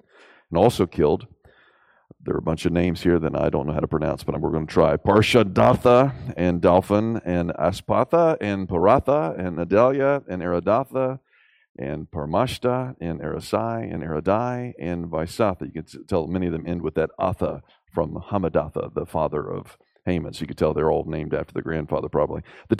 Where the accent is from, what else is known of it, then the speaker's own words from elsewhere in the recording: the South, United States; And so as a Southerner growing up in Southern schools, you learned how great the Southern generals were